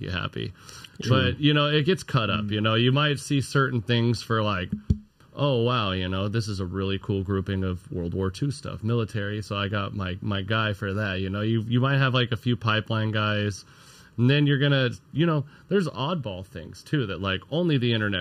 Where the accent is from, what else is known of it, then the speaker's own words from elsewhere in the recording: Arizona, United States; now in Southern California, United States; I'm originally from Arizona